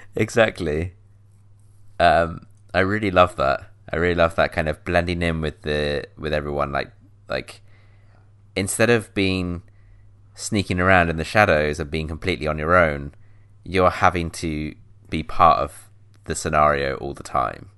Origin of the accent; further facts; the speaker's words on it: South West England, United Kingdom; moved away; in my hometown, like in the southwest